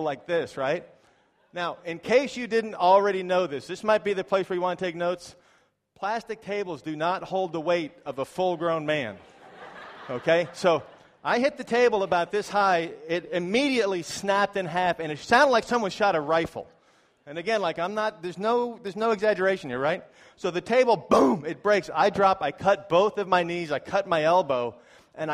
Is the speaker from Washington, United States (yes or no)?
no; New York, United States; moved away as an adult; also born or lived in Florida; now in China; I'm from New York in America where we don't really have snakes, but I lived for a long time in Florida.